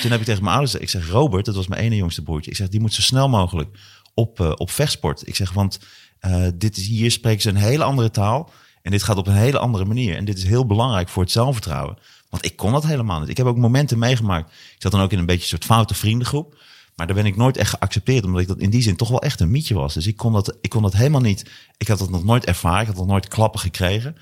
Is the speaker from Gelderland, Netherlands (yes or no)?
yes; Hattem, Gelderland, Netherlands; also born or lived in Zwolle; wij woonden in Hattem. Eh, ik kom uit Hattem en Zwolle